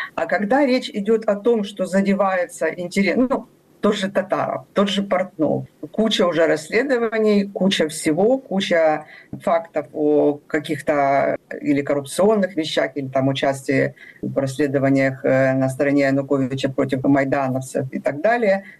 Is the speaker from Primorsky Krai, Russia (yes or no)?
yes; Vladivostok, Primorsky Krai, Russia; now in Ukraine; я родилась в Владивостоке